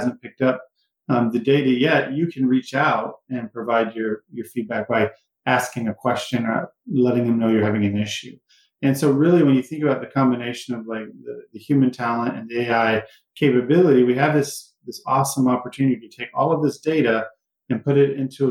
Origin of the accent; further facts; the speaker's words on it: Cleveland, Texas, United States; moved away as an adult; also born or lived in Jasper, Texas; I come from Texas. I grew up there